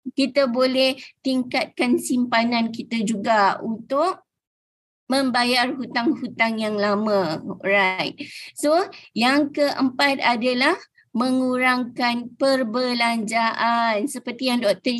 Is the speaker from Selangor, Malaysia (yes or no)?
no; Mersing, Johor, Malaysia; Saya berasal daripada Mersing Johor